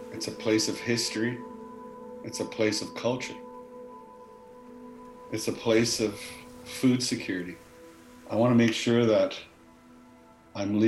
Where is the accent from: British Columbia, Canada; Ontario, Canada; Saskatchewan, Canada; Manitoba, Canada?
British Columbia, Canada; Kispiox; also born or lived in Hazelton, British Columbia; grew up in Kispiox.